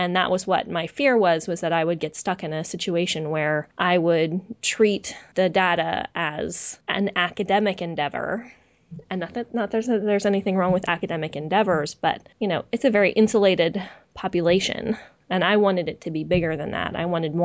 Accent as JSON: {"language": "English", "area": "just outside San Francisco", "region": "California", "country": "United States", "tie": "born or raised there", "said": "I'm a West Coaster, you know, I grew up in just outside San Francisco"}